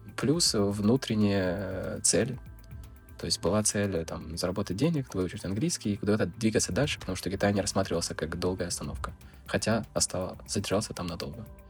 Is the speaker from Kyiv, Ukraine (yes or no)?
no; Donetsk, Donetsk Oblast, Ukraine; moved away as an adult; also born or lived in Russia / China / Netherlands; я из Украины, я Всю свою жизнь прожил в Донецке, я почти никуда не выезжал.